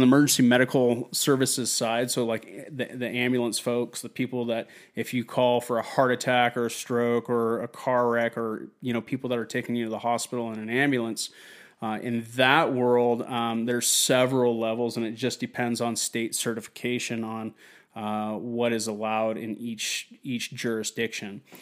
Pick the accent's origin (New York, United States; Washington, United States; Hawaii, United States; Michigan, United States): Washington, United States; Wenatchee; my hometown of Wenatchee, Washington